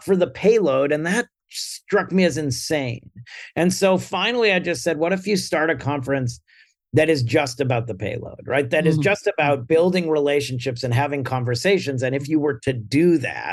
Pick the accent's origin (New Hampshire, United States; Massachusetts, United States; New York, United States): New Hampshire, United States; Hollis; I grew up in Hollis, New Hampshire, and I was in pep band